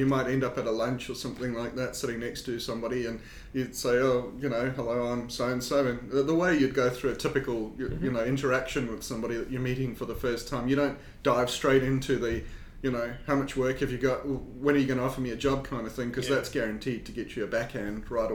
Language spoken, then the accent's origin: English; South Africa; accent: South African; also born or lived in United Kingdom / New Zealand; now in South Australia, Australia; obviously from my accent, I'm not from New Zealand. I've got a South African accent